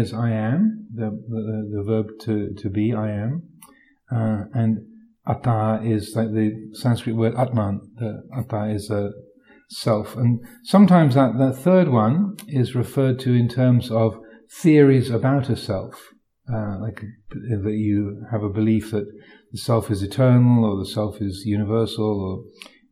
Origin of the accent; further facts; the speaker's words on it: United Kingdom; I'm British